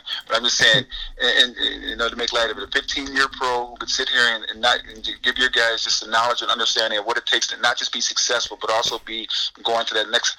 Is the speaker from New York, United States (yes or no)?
yes; Syracuse, New York, United States; I grew up in the city of Syracuse. It's my hometown, born and raised here